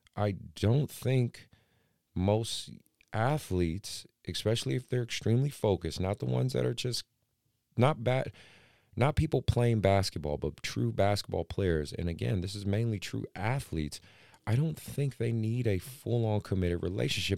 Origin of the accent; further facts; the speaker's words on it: Oakland, California, United States; growing up in Oakland